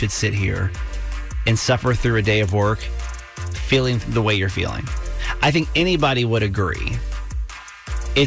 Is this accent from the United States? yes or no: yes; Atlanta, Georgia, United States; I grew up in Atlanta